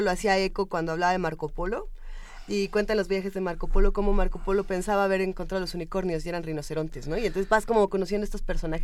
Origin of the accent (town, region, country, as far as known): Mexico